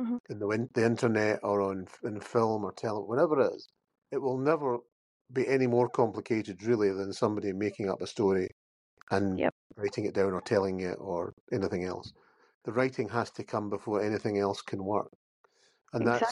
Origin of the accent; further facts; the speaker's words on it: Campbeltown, Scotland, United Kingdom; I grew up by the sea as well. And in Campbelltown